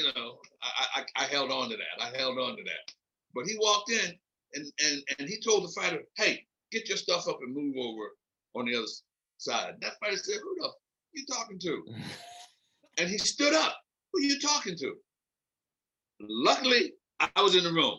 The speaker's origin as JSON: {"language": "English", "town": "Philadelphia", "region": "Pennsylvania", "country": "United States", "also_born_or_lived": "Nebraska", "moved": "as an adult", "said": "I come from Philly. I'm a hood rat. I come from a large family."}